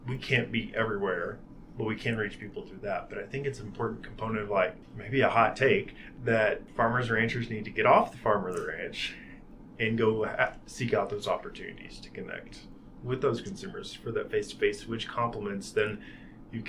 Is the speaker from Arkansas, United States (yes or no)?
yes; Mississippi River Delta, Arkansas, United States; also born or lived in Wyoming; now in Montana, United States; I grew up in Arkansas, Mississippi River Delta